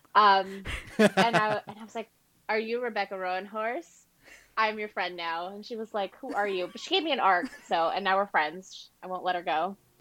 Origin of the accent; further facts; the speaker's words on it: Ecuador; I'm from Ecuador and Latin American